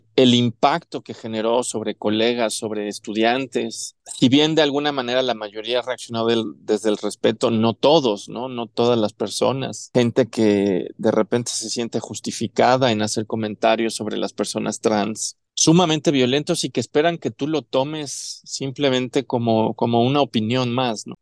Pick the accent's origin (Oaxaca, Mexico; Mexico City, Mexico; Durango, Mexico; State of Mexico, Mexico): Mexico City, Mexico; also born or lived in Chihuahua / Cancún; Yo nací aquí en Ciudad de México, toda mi vida la he pasado aquí, salvo un par de años